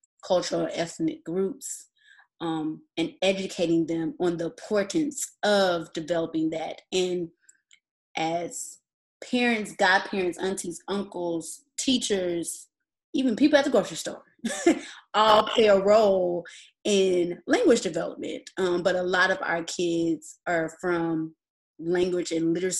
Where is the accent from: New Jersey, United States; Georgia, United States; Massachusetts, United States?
Georgia, United States; Atlanta; also born or lived in Nashville, Tennessee; I am originally from Atlanta, Georgia, and I am still here today